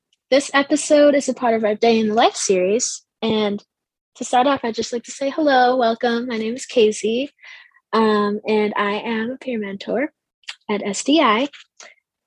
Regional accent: New York, United States; moved away as an adult; I'm from New York, so I moved here once I got accepted

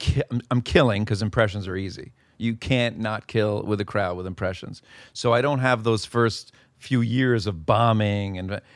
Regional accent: The Bronx, New York, United States; Pelham Parkway in the Bronx.

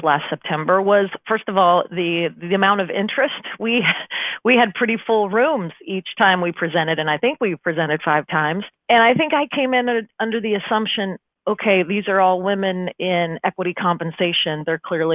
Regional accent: Omaha, Nebraska, United States; I'm from Omaha, Nebraska

